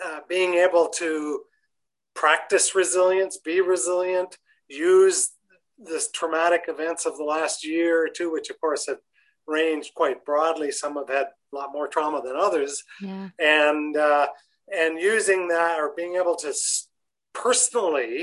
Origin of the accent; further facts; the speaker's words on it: Canada; being Canadian